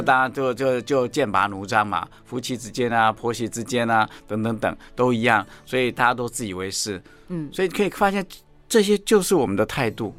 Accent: Taiwan; 我们台湾话叫嗲玛嘎

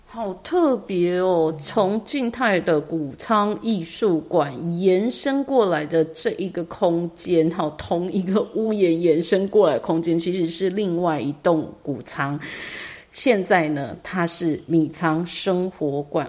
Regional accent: Taitung County, Taiwan; 真的是我们从小认识的台东吗

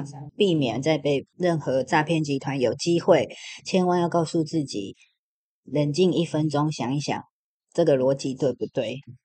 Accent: Taiwan; 我们台湾人

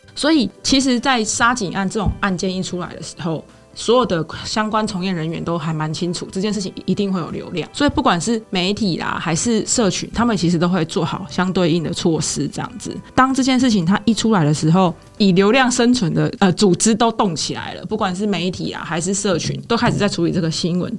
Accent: Taiwan; 我们台湾人最常用的Line

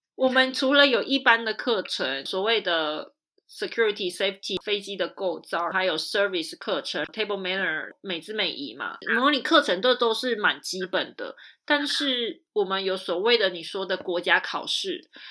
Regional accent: Taiwan; 我也是台湾人我也是台湾人

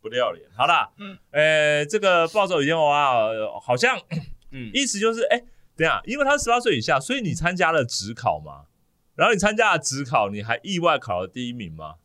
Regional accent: Taiwan; 我们台湾人

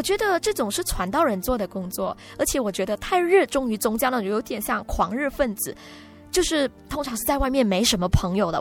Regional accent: Sabah, Malaysia; 我是来自马来西亚沙巴州雅比教会的

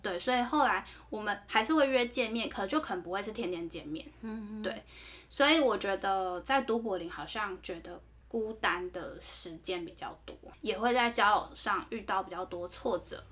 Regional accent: Taiwan; 有一次是我在爱尔兰的时候，中间有趟回台湾

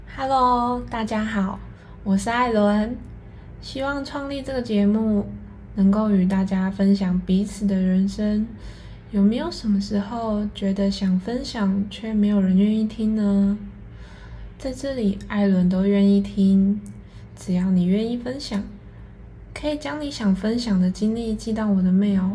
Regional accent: Yilan, Yilan County, Taiwan; 我是一个来自宜兰的女生，家里从事做工的行业

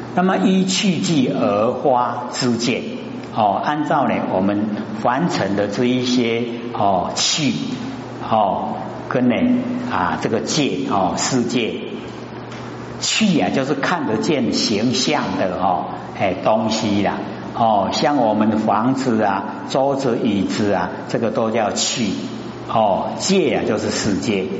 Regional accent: Taiwan; 我们台湾话

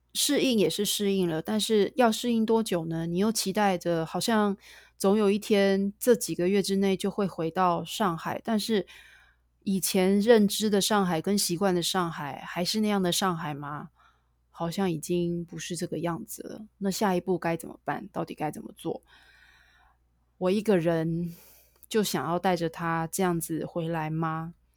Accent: Taiwan; moved away as an adult; also born or lived in United States / Shanghai; 我一直在台湾生活到二十九岁，二十八岁才出远门，一直在外面，美国、上海待

